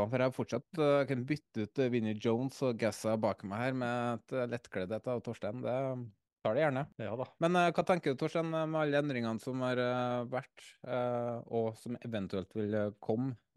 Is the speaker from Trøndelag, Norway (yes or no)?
yes; Trøndelag, Norway; Jeg er trønder, så jeg